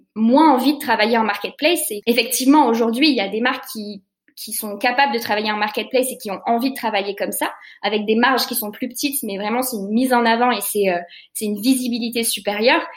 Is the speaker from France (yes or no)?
yes; Lyon, Auvergne-Rhône-Alpes, France; also born or lived in Paris; on est lyonnais